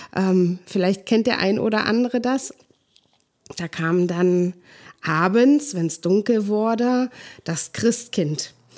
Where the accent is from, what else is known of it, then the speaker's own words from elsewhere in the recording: East Germany, Germany; Ich bin ja ähm, in der DDR geboren.